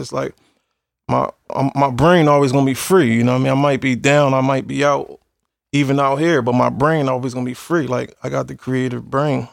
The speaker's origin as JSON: {"language": "English", "town": "Philadelphia", "region": "Pennsylvania", "country": "United States", "said": "I come from the slums. I come from Philly."}